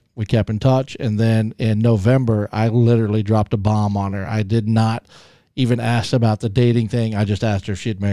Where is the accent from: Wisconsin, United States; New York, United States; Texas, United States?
Texas, United States; moved away as an adult; also born or lived in Colorado / California; now in Michigan, United States; I was born and raised in Texas. Lived there most of my life until after I graduated